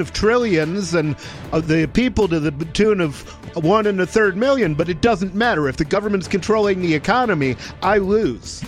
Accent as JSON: {"language": "English", "region": "Michigan", "country": "United States", "tie": "born or raised there", "moved": "yes", "said": "I grew up in Michigan"}